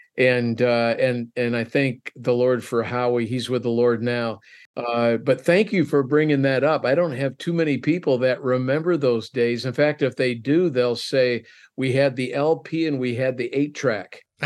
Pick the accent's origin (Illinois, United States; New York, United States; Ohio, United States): Illinois, United States; Wheaton; I grew up in Wheaton, Illinois